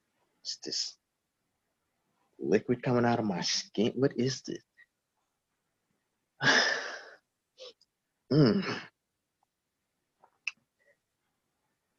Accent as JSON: {"language": "English", "town": "Flint", "region": "Michigan", "country": "United States", "said": "I'm from Flint"}